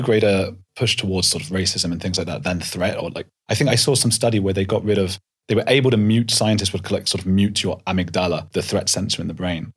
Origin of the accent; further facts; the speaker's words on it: London, United Kingdom; also born or lived in Leeds; I grew up in North London